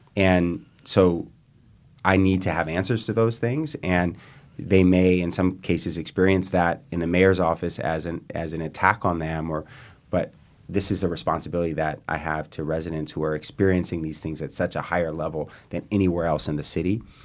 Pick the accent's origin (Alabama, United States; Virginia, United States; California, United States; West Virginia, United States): California, United States; East Bay; now in San Francisco, United States; I grew up in the East Bay, a couple blocks from Gordo's on Solano Avenue